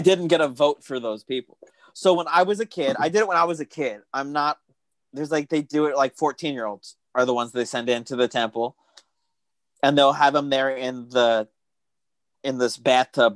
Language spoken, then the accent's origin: English; Pima County, Arizona, United States; I'm from Pima County